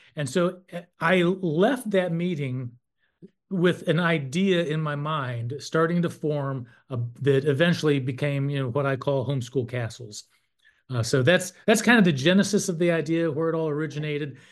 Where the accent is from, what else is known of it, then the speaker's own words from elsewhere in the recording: North Carolina, United States; I'm from North Carolina, and I served for twelve years on the N C H E board